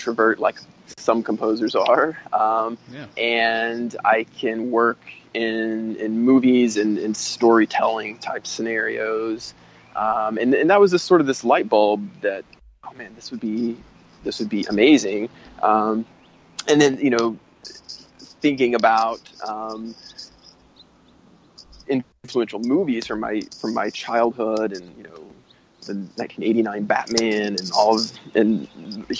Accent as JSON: {"language": "English", "region": "Tennessee", "country": "United States", "tie": "born or raised there", "said": "I grew up in Tennessee, playing in a punk band"}